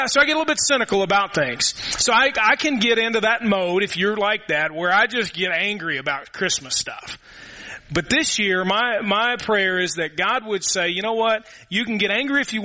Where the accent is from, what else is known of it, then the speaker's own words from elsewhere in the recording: Louisville, Kentucky, United States; now in Murray, United States; We had a neighborhood when I grew up in Louisville